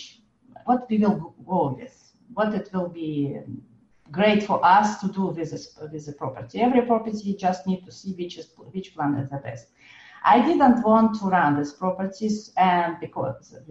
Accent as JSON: {"language": "English", "country": "France", "moved": "yes", "said": "it's my home country."}